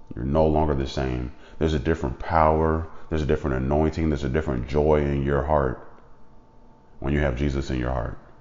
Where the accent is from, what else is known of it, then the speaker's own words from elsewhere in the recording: United States; being an American